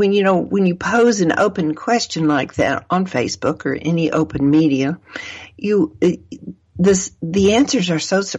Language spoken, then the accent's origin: English; Arkansas, United States; I was raised in Arkansas